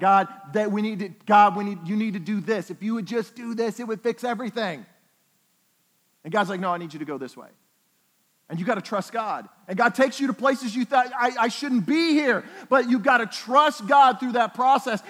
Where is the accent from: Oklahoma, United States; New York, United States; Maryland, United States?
Oklahoma, United States; I'm from Oklahoma